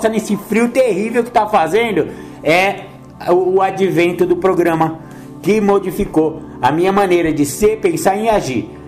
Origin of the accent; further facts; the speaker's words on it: São Paulo, Brazil; Outra mão eu voltei lá no meu bairro, lá, o bairro onde eu cresci, né? Da minha mãe e tal, São Paulo.